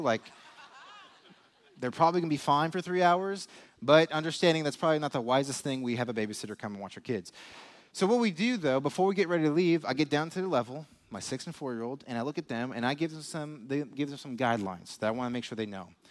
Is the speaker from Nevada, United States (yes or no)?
yes; Las Vegas, Nevada, United States; moved away as an adult; now in Lee's Summit, United States; I'm from Las Vegas